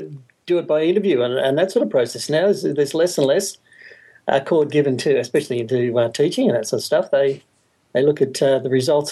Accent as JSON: {"language": "English", "region": "Victoria", "country": "Australia", "said": "I'm from Victoria in Australia."}